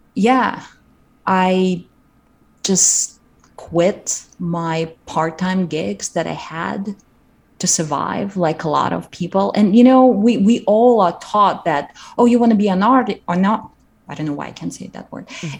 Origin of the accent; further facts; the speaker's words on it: Kazakhstan; moved away; I grew up in Kazakhstan and we didn't have our our local theater school